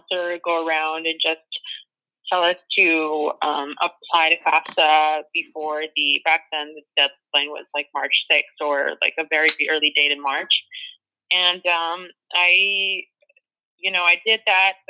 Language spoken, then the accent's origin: English; Los Angeles, California, United States; I was born in the San Fernando Valley. I'm from Mission Hills, California